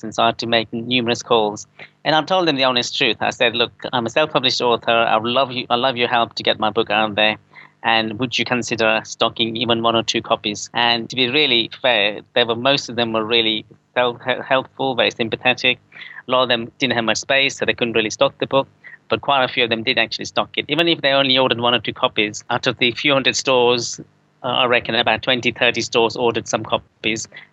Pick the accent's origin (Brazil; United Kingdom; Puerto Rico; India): United Kingdom; Coventry, West Midlands; now in London, United Kingdom; I'm from the Midlands originally in Coventry